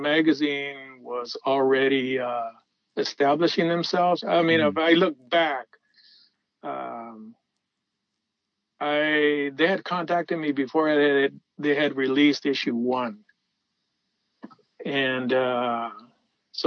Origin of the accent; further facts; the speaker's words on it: Los Angeles, California, United States; as a kid, you know, I was from Pacoima